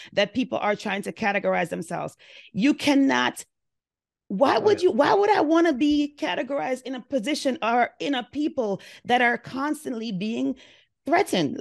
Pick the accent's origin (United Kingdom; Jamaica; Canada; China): Jamaica; now in United States; I'm an immigrant as well. I lived in a very different country than the United States, and I lived in the United States for 37 years. I identify myself as Jamaican because that's who I am.